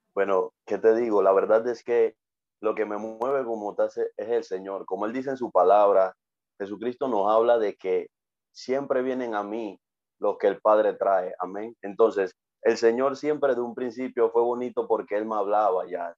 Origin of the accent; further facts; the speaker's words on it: Panama; tengo 26 años y pues soy de Panamá